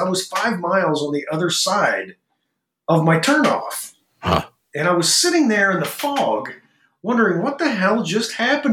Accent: Orrick, Missouri, United States; my hometown of Orrick

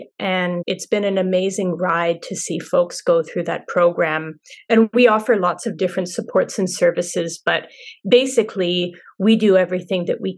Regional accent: Montreal, Quebec, Canada; also born or lived in Yellowknife, Canada; now in Whitehorse, Canada; Born and raised in Montreal, but the North is my home, and it is my passion. And I live in Whitehorse on the traditional territories of the Ta'an Kwachan Council and the Kwanlin Dun First Nation.

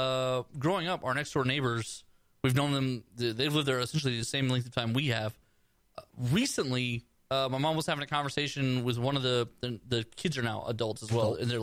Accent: Texas, United States; also born or lived in Alabama

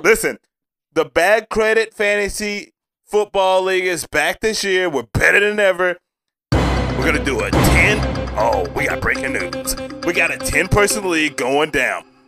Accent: Tennessee, United States; I'm from Tennessee

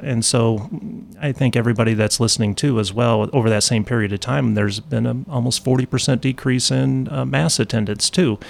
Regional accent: Illinois, United States; also born or lived in Dallas; now in Indianapolis, United States; Yeah, I'm not originally from the Indianapolis area. I'm East Central Illinois. Okay. Is where my parents are and where I was born and raised.

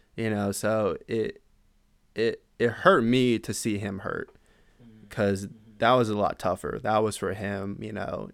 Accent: San Antonio, Texas, United States; moved away as an adult; originally I'm from San Antonio, Texas. I grew up there. I was there my whole life

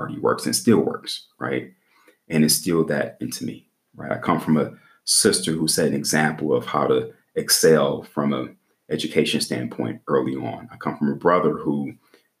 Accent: Midwest, United States; moved away; also born or lived in the South; I'm from the Midwest

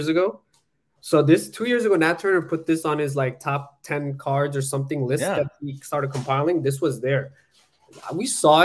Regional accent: Bangladesh; moved away; I was born in Bangladesh, came from nothing

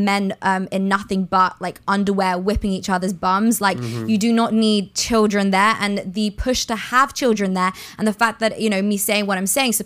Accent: London, United Kingdom; moved away as an adult; now in Miami, United States; I'm from London

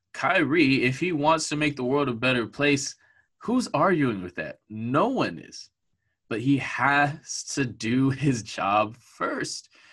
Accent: California, United States; I've been growing up in California my life

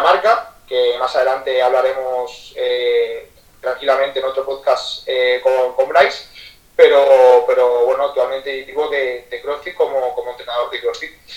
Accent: Ademuz, Valencian Community, Spain; moved away as an adult; now in Barcelona, Spain; soy de un pueblecito de, Valencia que se llama Ademuz

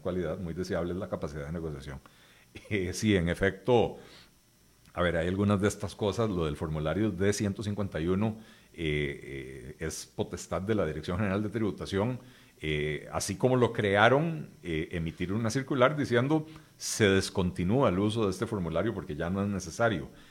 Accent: Costa Rica

